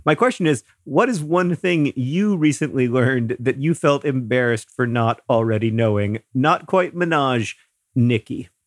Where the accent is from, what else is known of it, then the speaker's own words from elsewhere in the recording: Florida, United States; moved away; Hank and I grew up in Florida